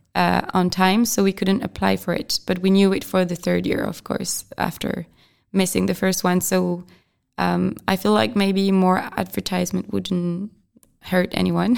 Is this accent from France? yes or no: yes; France; English is a second language; moved away as an adult; also born or lived in Brest / Albi / Argentina; now in Czech Republic; I'm from France, and I'm a trainee, and I came to the Czech Republic to work